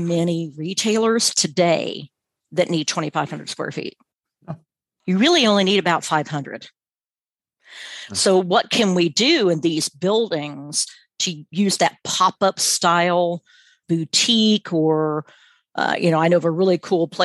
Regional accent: Garnett, Kansas, United States; now in Alabama, United States; I grew up in the rural part of Kansas, and we pretty much stayed around Garnett

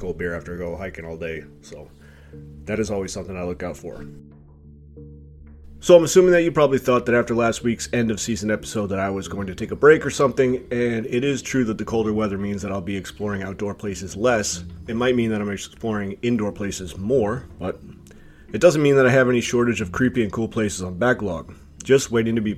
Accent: Cape Cod, Massachusetts, United States; I grew up on Cape Cod

